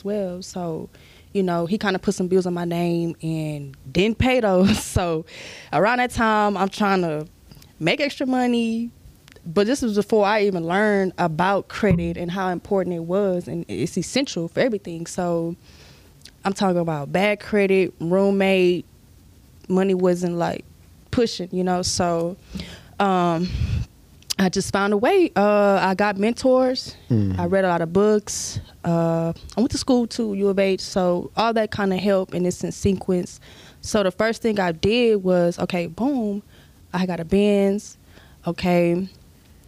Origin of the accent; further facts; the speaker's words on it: Sugar Land, Texas, United States; I grew up in Stafford, Sugar Land